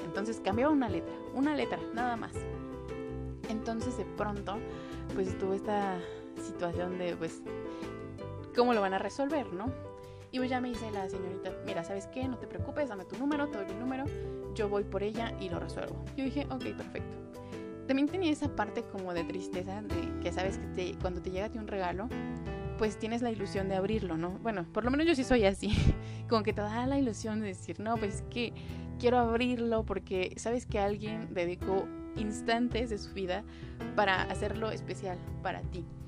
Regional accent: Mexico City, Mexico; soy de Ciudad de México

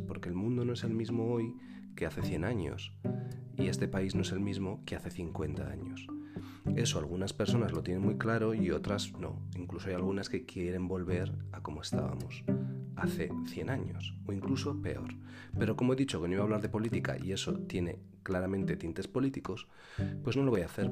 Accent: Albelda, Spain; moved away; yo bailaba como danzador, que era en mi pueblo, eh, y que es la J de mi pueblo y las Jotas tradicionales de Albelda

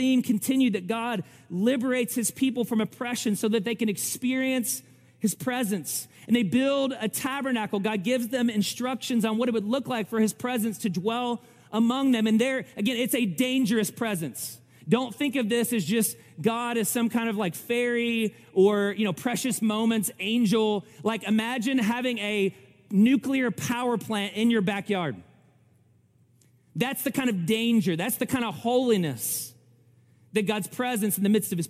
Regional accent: Kentucky, United States; I'm from Kentucky

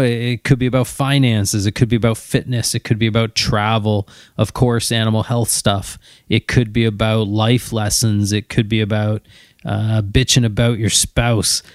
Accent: Ontario, Canada; although I'm from Ontario, and of course I wanna go to Ontario Vet College

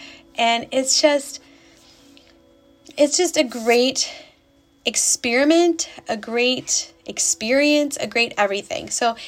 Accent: New York, United States; moved away as an adult; So I live in Indiana, in case you didn't know. We moved here 6 years ago from New York, where we lived for 90% of our lives.

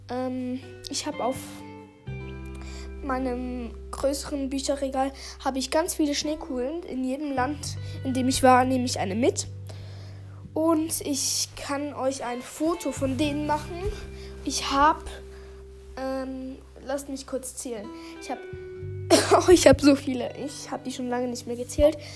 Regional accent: Switzerland; accent: Swiss; ich habe einen Schweizer Akzent. Das merkt man.

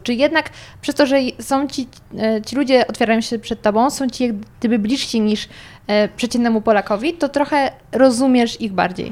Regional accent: near Zgorzelec, Lower Silesian Voivodeship, Poland; jestem z Dolnego Śląska, okolice Zgorzelca

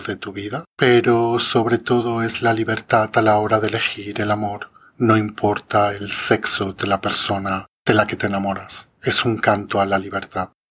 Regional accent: Jávea, Valencian Community, Spain; en Javea en mi pueblo

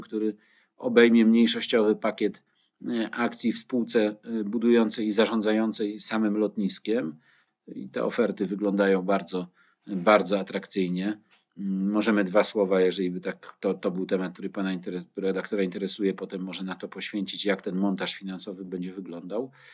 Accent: Gdynia, Pomeranian Voivodeship, Poland; Jako gdynianin

